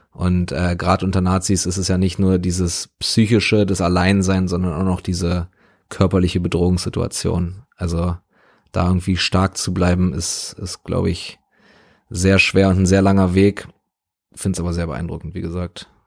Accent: Berlin, Germany; So, ich bin in Westberlin aufgewachsen, beziehungsweise meine Familie sind, sind Westdeutsche, Westberliner.

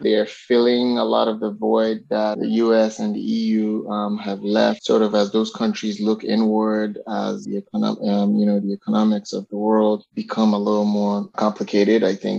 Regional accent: Nigeria; I guess my connection to Nigeria is I'm Nigerian, so we'll start there. Born and raised. … I am from Nigeria.

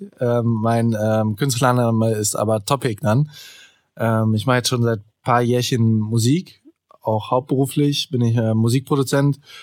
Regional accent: Solingen, North Rhine-Westphalia, Germany; ich komme ja aus Soling

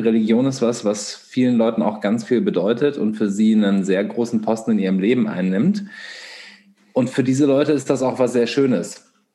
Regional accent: Göttingen, Lower Saxony, Germany; in der Stadt, wo wir alle aufgewachsen sind, in Göttingen

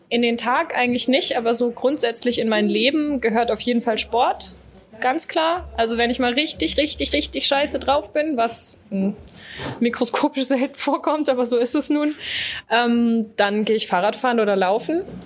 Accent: Düsseldorf, North Rhine-Westphalia, Germany; mein Vater ist Niederländer und, äh, ich bin, äh, geboren in Düsseldorf

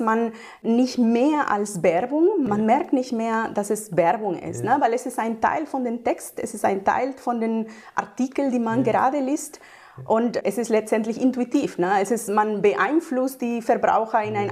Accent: Mexico; now in Germany; Ich komme ursprünglich aus Mexiko und bin seit 20 Jahren in Deutschland.

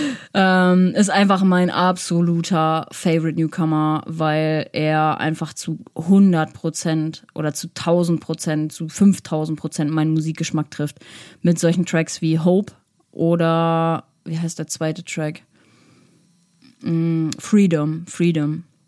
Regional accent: Winterberg, North Rhine-Westphalia, Germany; ich komme ja aus Winterberg

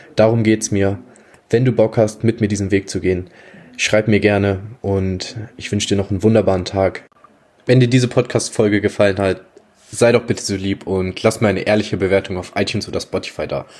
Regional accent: Germany; ich bin 19 Jahre, komme aus einem kleinen Dorf in der Nähe von Hamburg

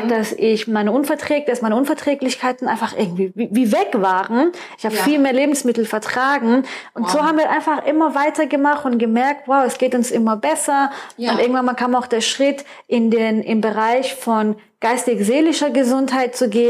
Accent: Baden-Württemberg, Germany; also born or lived in Iran; ich bin gebürtige Perserin, ich bin seit fast 30 Jahren hier in Deutschland und ähm, ich bin im Schwarzwald aufgewachsen, habe dann in Gießen studiert und habe dann meinen Mann in Frankfurt kennengelernt

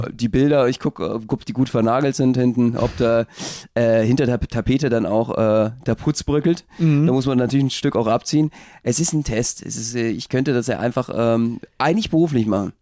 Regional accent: Berlin, Germany; als Berliner

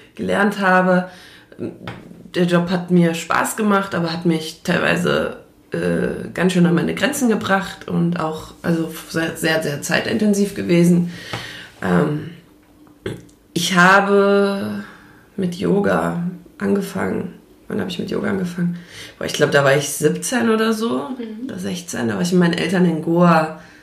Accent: Frankfurt, Hesse, Germany; ich komme aus Frankfurt, beziehungsweise aus der Umgebung von Frankfurt

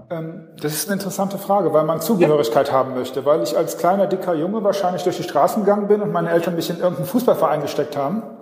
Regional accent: Düsseldorf, North Rhine-Westphalia, Germany; ich komme aus Düsseldorf ursprünglich

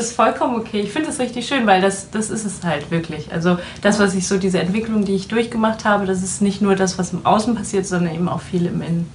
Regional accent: Düsseldorf, North Rhine-Westphalia, Germany; lebe in Düsseldorf, arbeite in Düsseldorf, bin auch waschechte Düsseldorferin

